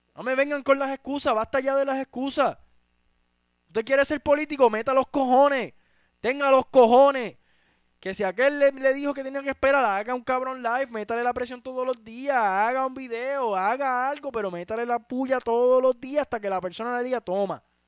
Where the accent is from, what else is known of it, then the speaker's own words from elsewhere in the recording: Utuado, Puerto Rico; mi lugar de nacimiento en Puerto Rico